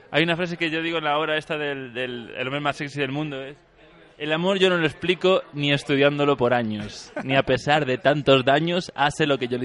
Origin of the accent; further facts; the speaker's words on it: Guanajuato, Mexico; Que soy de Guanajuato, ojo.